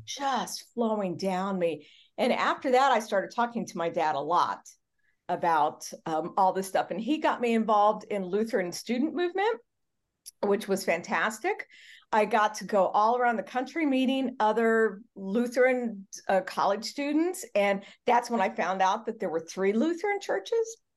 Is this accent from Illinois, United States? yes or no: yes; Charleston, Illinois, United States; moved away; also born or lived in Sacramento; I was born in Charleston, Illinois in December